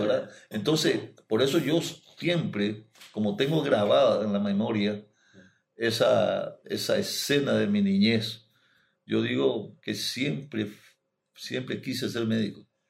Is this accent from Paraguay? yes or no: yes; Villarrica, Guairá, Paraguay; moved away as an adult; also born or lived in Corrientes / Asunción; now in Salto del Guairá, Paraguay; en Villarrica, del lugar de donde soy yo